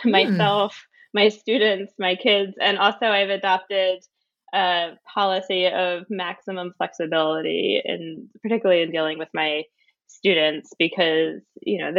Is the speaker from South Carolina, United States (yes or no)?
no; Philadelphia, Pennsylvania, United States; moved away as an adult; also born or lived in Wellesley, Massachusetts; now in Somerville, United States; I was born in Pennsylvania in the Philadelphia area, and I went to a public high school.